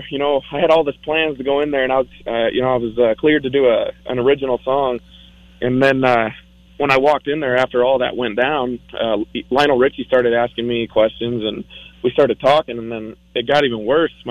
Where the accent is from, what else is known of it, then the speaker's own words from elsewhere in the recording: Newport, Washington, United States; now in Spokane, United States; Um, in Spokane, I've I've lived uh, probably somewhere around five years. Um, but I, I grew up in Newport, Washington.